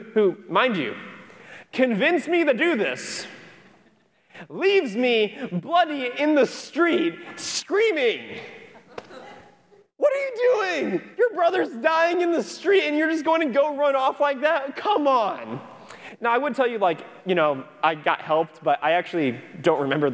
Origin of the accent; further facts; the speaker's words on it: Cedar Rapids, Iowa, United States; now in Florida, United States; I'm from Cedar Rapids, Iowa